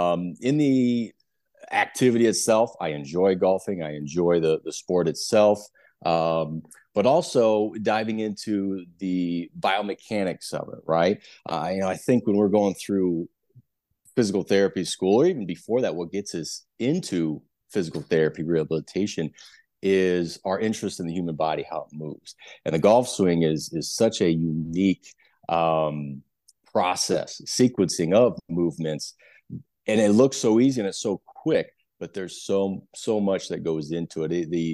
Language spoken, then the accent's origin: English; Nebraska, United States; So I'm originally from Nebraska, went to University of Nebraska, Lincoln for undergrad, go Big Red